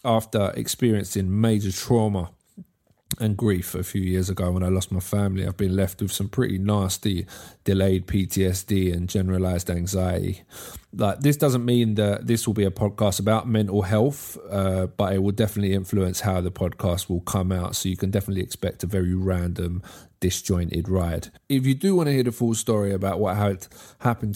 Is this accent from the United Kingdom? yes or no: yes; England, United Kingdom